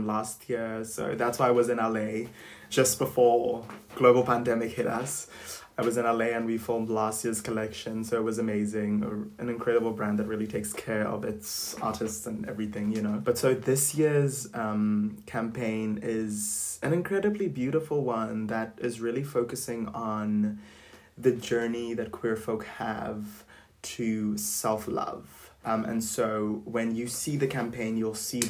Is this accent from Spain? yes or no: no; South Africa; the city that I grew up in was very much, you know, embracive, is that a word? Of being who you want to be and not really discriminating against people, because I'm from South Africa